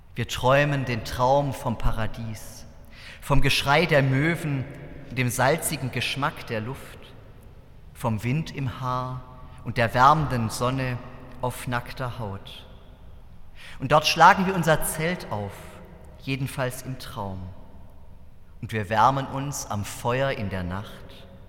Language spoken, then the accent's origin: German; Southern Germany, Germany; in meiner Heimatgemeinde im Süddeutschen